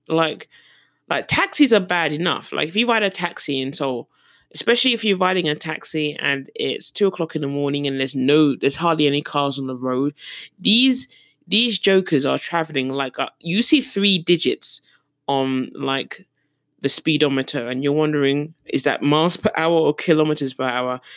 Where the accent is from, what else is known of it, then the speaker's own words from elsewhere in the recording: London, United Kingdom; moved away as an adult; also born or lived in Surrey; now in South Korea; I was born and raised in London